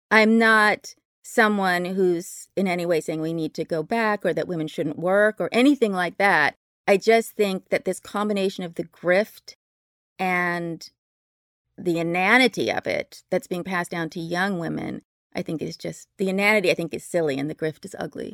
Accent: Berkeley, California, United States; I grew up in Berkeley, very lefty place

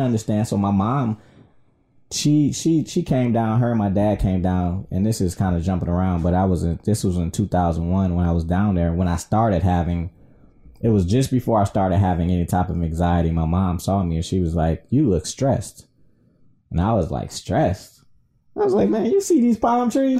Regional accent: Detroit, Michigan, United States; also born or lived in South Florida; now in Southfield, United States; I was born and raised in Detroit.

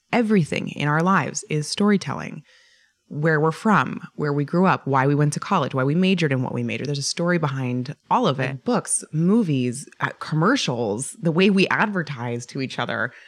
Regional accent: Boulder, Colorado, United States; moved away; I'm originally from Boulder, Colorado.

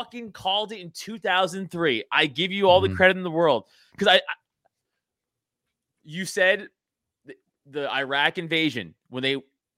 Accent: Staten Island, New York, United States; So, you know, again, we're from Staten Island. We saw the fucking, I say all the time, I saw the smoke from our fucking house.

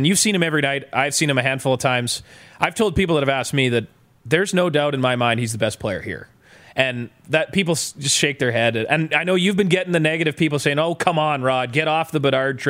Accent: Boissevain, Manitoba, Canada; I'm from Boys Vane

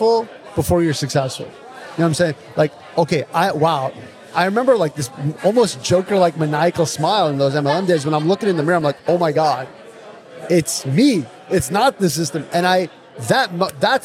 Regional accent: Connecticut, United States; I grew up in Connecticut

